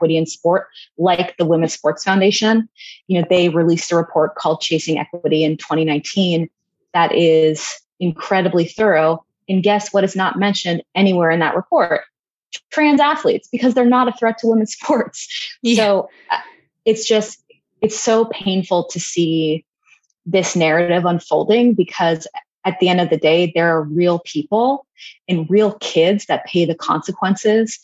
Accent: Pittsburgh, Pennsylvania, United States; I grew up in Pittsburgh in the 90s

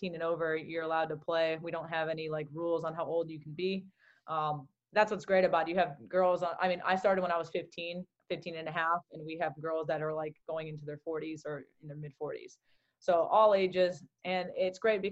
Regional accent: Southern California, United States; also born or lived in Newton, Massachusetts; growing up in Southern California as well, because we moved to California when I was 3 years old

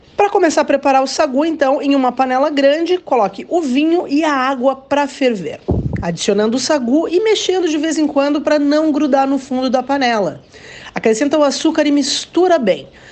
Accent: Caxias do Sul, Rio Grande do Sul, Brazil; also born or lived in São Marcos; Nasci em São Marcos, mas ainda bebê, já fui para Caxias do Sul, onde eu tenho as minhas lembranças de infância, lembranças de adolescência

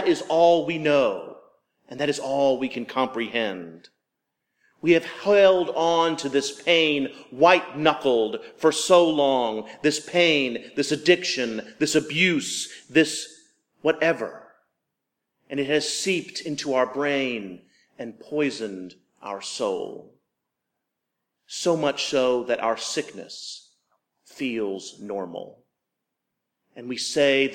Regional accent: the South, United States; I was raised in the South

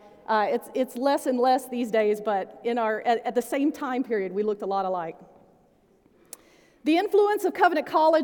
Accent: United States; I was born in the United States in the 20th century and into a Christian family

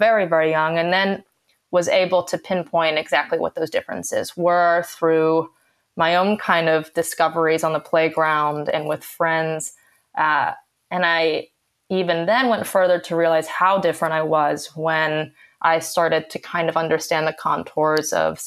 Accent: Santa Fe, New Mexico, United States; also born or lived in California; I was born in California and moved to New Mexico when I was in fourth grade.

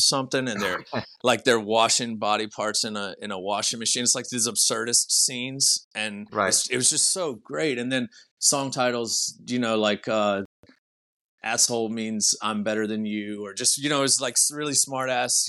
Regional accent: New Orleans, Baton Rouge, Louisiana, United States; we're from New Orleans, Baton Rouge, like those pretty much like sister cities here

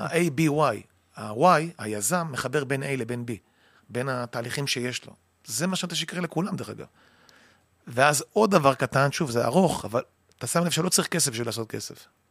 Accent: Kiryat Motzkin, Haifa District, Israel; אני גדלתי במקום שנקרא מוצקין, קריית

